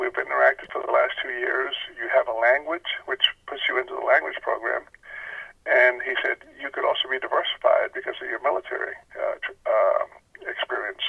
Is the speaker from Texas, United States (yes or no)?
yes; South Texas, United States; moved away as an adult; also born or lived in Northern Virginia; I was from Texas